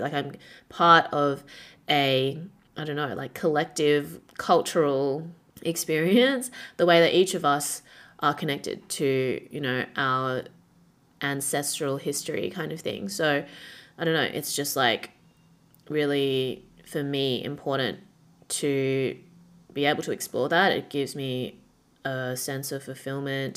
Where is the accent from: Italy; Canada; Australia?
Australia; Perth, Western Australia; moved away as an adult; now in Shanghai, China; when I was growing up in Perth